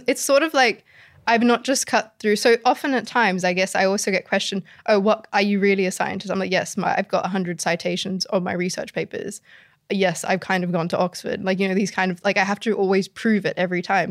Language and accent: English; Sydney, New South Wales, Australia; the community I grew up in Sydney